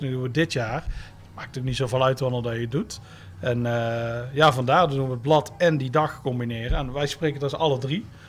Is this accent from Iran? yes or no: no; Tilburg, North Brabant, Netherlands; ik kom uit Tilburg